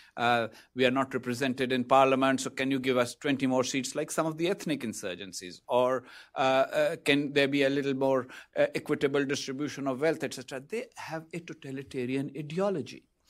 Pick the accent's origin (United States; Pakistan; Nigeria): Pakistan; As a Pakistani